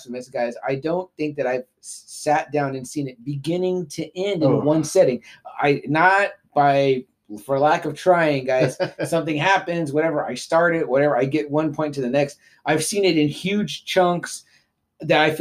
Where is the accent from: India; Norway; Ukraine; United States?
United States; Texas; we're from Texas, so the Gulf is probably where we mainly go.